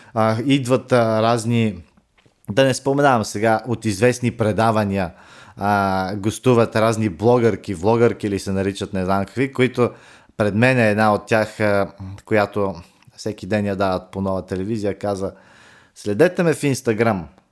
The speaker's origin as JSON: {"language": "Bulgarian", "country": "Bulgaria", "said": "ние, като българи, имаме абсолютното право"}